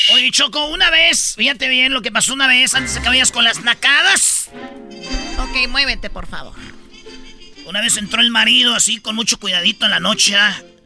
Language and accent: Spanish; Jiquilpan, Michoacán, Mexico; moved away; de mi pueblo, de Jiquilpa, Michoacán